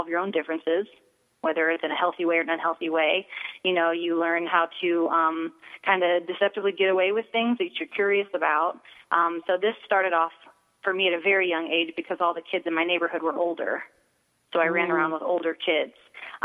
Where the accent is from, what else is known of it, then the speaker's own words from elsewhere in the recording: Akron, Ohio, United States; I grew up in Akron, Ohio, and I come from a wonderful family